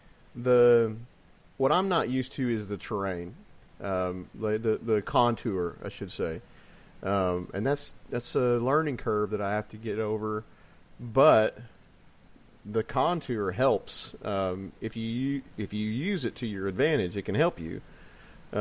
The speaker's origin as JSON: {"language": "English", "region": "Illinois", "country": "United States", "tie": "born or raised there", "said": "growing up in Illinois"}